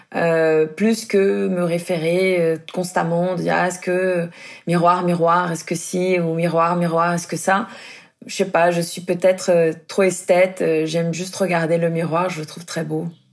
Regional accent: Brazil; moved away; je suis brésilienne

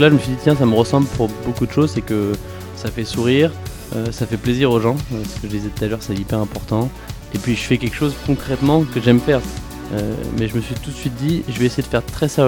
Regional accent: Paris, Île-de-France, France; j'ai 25 ans, je suis parisien. Euh, pas depuis toujours parce que je suis fils de militaire donc on a pas mal bougé.

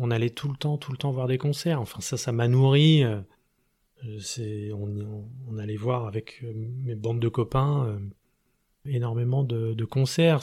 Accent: Esbly, Île-de-France, France; now in Grenoble, France; J'ai grandi en région parisienne, dans une petite ville qui s'appelle Esbly, à 40 km à l'est de Paris, en Seine-et-Marne

